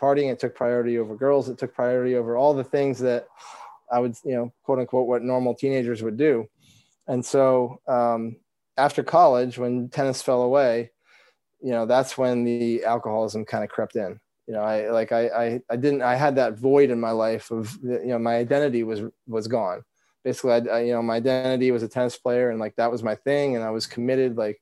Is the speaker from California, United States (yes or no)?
no; Vermont, United States; growing up in Vermont